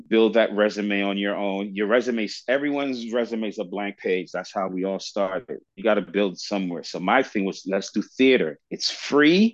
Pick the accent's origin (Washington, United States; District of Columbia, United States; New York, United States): New York, United States; moved away as an adult; also born or lived in London, United Kingdom / Kingston, Jamaica; now in Los Angeles, United States; I grew up in the Bronx, high school, college.